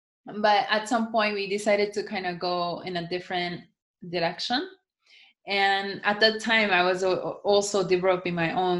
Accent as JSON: {"language": "English", "country": "United States", "said": "I mean, I think I'm American. I look Japanese, but I'm completely more American than I think most of the Japanese people."}